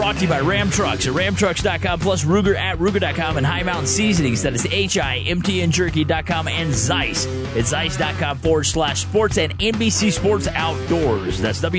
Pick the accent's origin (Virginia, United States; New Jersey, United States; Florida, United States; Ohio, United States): Ohio, United States; Columbus; moved away; I was originally a Buckeye. I was born in Columbus, Ohio.